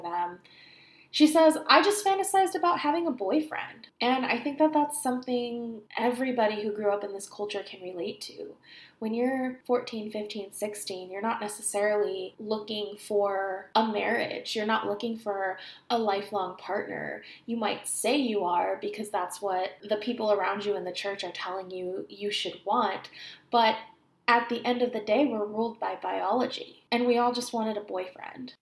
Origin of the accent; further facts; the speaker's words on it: California, United States; Growing up in California, in a place where it doesn't snow regularly